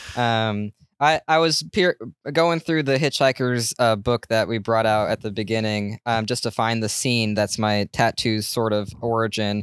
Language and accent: English; Portland, Oregon, United States; I'm from Portland